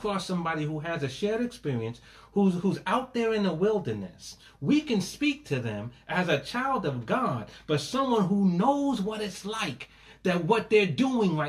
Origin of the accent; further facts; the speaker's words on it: New York City, New York, United States; also born or lived in Crown Heights, Brooklyn; now in New Jersey, United States; Born in Brooklyn, raised in Hollis, Queens. I'm a New Yorker